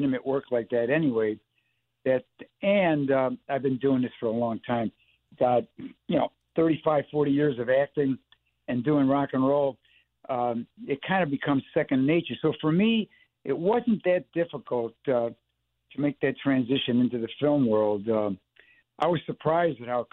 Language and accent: English; Chicago, Illinois, United States; I grew up in Chicago in the 50s and 60s